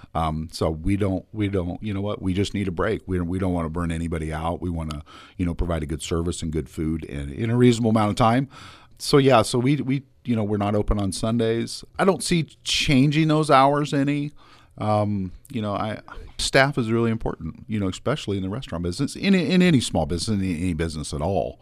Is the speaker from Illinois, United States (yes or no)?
yes; Smithshire, Illinois, United States; also born or lived in Quincy / Quad Cities; I, am just a small town boy, uh, born and raised in Smithshire